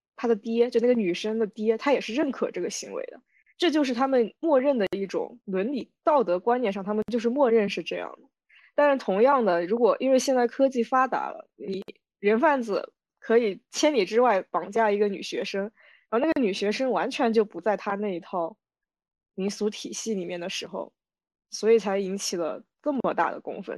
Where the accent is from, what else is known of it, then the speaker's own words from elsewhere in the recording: Wenzhou, Zhejiang, China; first language Wenzhou dialect; 像我们这一代温州话说得非常地差，就只能会说